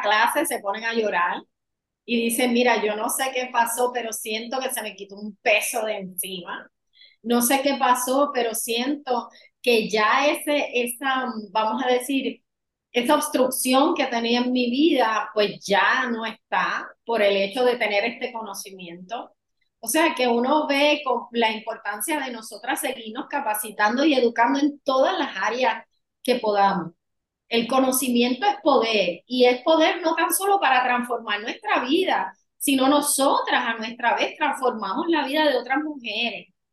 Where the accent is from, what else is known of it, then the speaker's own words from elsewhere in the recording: San Juan, Puerto Rico; moved away as an adult; now in Orlando, United States; Nací en San Juan, Puerto Rico, pero hace tres años eh, llegué aquí a Orlando, Florida.